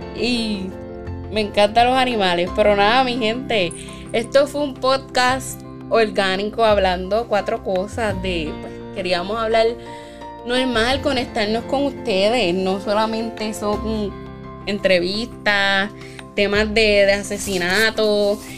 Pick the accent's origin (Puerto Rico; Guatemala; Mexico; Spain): Puerto Rico; nuestra patria